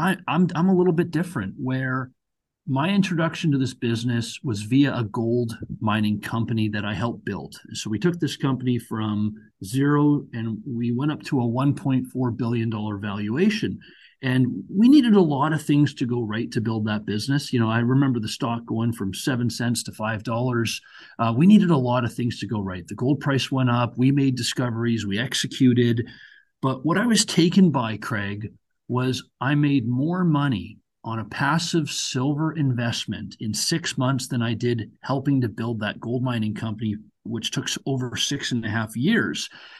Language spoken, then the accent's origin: English; Canada; my parents came over from India, when they were in their 20s. I was born and raised in Canada